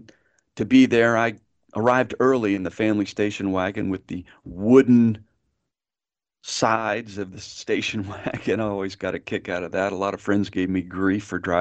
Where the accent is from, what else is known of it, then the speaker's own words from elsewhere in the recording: San Antonio, Texas, United States; also born or lived in Austin, Texas; As a young boy growing up in San Antonio, my grandfather was a welder